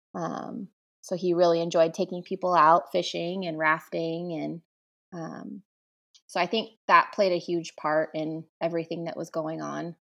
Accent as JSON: {"language": "English", "town": "Damascus", "region": "Oregon", "country": "United States", "tie": "born or raised there", "also_born_or_lived": "Portland, Oregon", "said": "I grew up, um, in a small town outside of Portland, about fifteen miles from Portland, um, and it's called Damascus"}